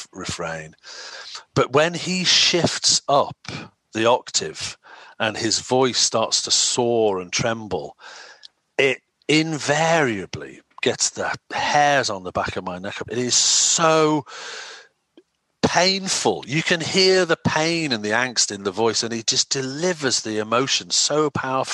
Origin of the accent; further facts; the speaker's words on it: Wirral Peninsula, North West England, United Kingdom; also born or lived in Cheshire; Grew up on the Wirral Peninsula, on the other side of the river from Liverpool